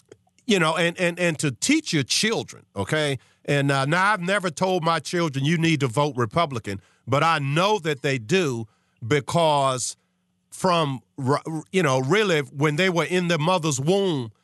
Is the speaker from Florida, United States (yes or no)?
no; Charles City, Virginia, United States; I grew up in Charles City, 20 minutes east of you in Sandston